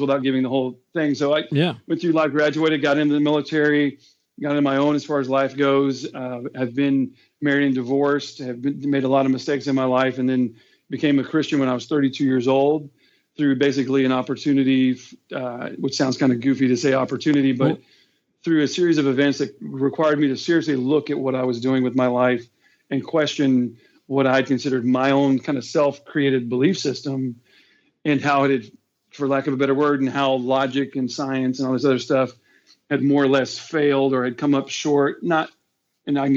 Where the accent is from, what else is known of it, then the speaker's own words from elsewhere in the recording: Houston, Texas, United States; I'm born and raised in Houston, Texas. And then other than my 6 years in the military, I've lived here my whole life